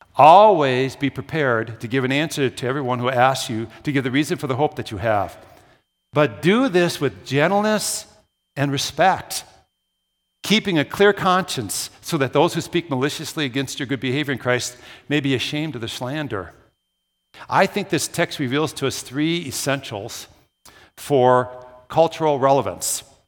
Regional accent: Brooklyn Park, Minnesota, United States; moved away as an adult; also born or lived in Williston, North Dakota; I grew up in the Twin Cities. I'm a classic city boy. I don't talk about that much. I grew up in Brooklyn Park

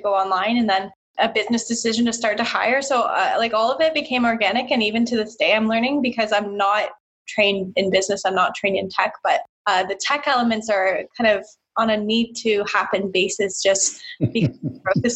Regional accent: Brantford, Ontario, Canada; I'm from Brantford, Ontario, which is a small city just past Hamilton

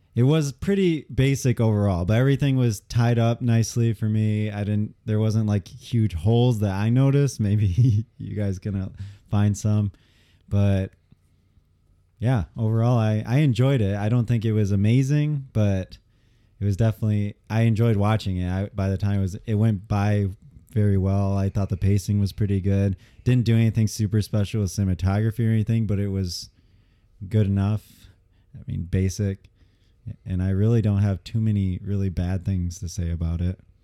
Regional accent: Michigan, United States

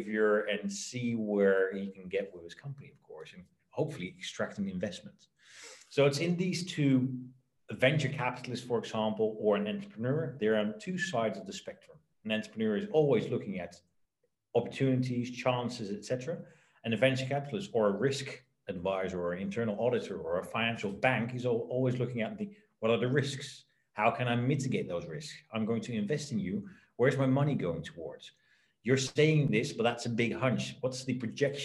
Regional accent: Netherlands; I was born in the Netherlands, my parents are both entrepreneurs

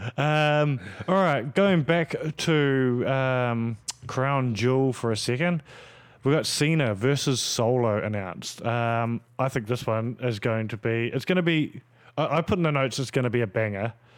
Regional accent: New Zealand; me being a Kiwi

